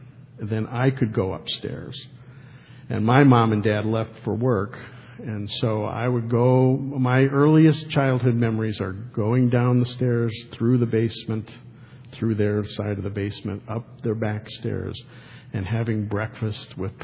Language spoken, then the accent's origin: English; Detroit, Michigan, United States; When I grew up in Detroit